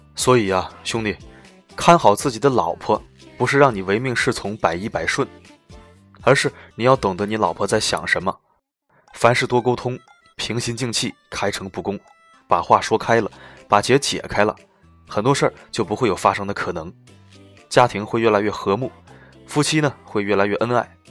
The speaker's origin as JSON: {"language": "Chinese", "country": "China", "said": "我们中国人"}